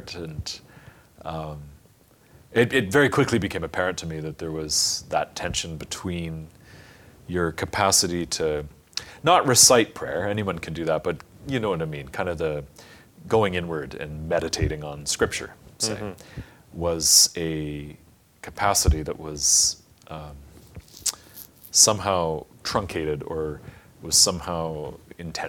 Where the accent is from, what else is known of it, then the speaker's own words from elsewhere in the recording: Canada; my home country had changed